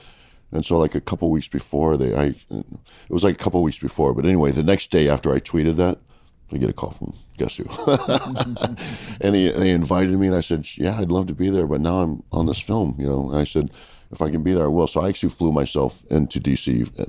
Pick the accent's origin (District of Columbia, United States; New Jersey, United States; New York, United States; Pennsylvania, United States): District of Columbia, United States; Washington; It's an anniversary show in my hometown